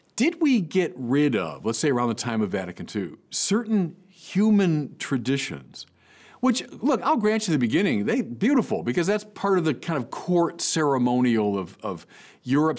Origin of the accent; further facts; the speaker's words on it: United States; as an American